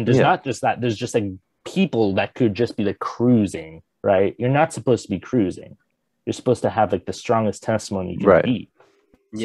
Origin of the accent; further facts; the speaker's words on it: Southern California, United States; I'm from Southern California.